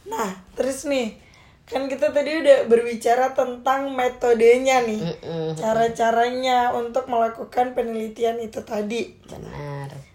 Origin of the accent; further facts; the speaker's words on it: South Sulawesi, Indonesia; contohnya misalnya saya kan orang Bugis yeah. gitu